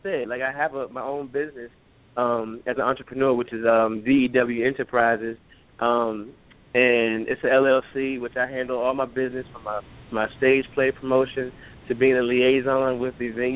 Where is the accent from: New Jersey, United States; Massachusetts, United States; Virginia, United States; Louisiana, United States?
Virginia, United States; Richmond; I am born and raised in Richmond, Virginia.